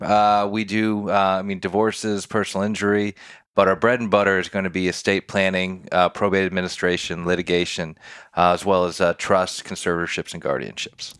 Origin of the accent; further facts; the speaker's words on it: Detroit, Michigan, United States; moved away as an adult; now in Nashville, United States; born and raised in Detroit, Michigan.